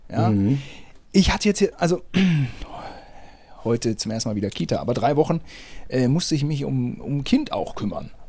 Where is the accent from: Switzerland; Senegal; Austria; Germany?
Germany; Ich als Deutscher habe hier so ein kaputtes Netz, wo ich mich mit verletze.